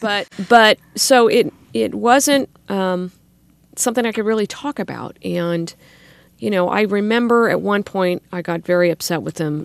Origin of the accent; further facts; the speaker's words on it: Sacramento, California, United States; grew up in the Arden area went to local schools